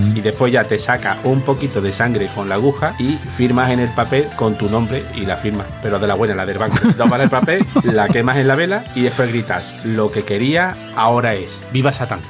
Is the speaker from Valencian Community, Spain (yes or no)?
no; Rociana del Condado, Andalusia, Spain; en mi pueblo, en Rociana del Condado, provincia de Huelva